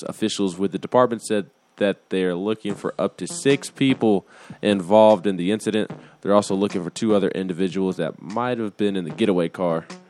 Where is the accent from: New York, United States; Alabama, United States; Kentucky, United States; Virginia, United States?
Alabama, United States; Huntsville; now in Tennessee, United States